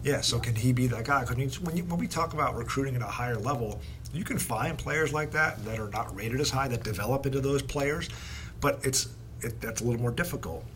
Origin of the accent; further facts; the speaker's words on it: New Jersey, United States; I am from New Jersey